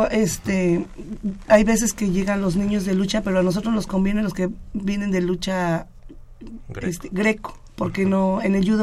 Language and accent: Spanish; Mexico City, Mexico; yo vengo de la Unidad Independencia, ahí lleva el judo más de 50 años, entonces como que ahí sí es obligatorio casi toda la comunidad ir y hacer, practicar judo.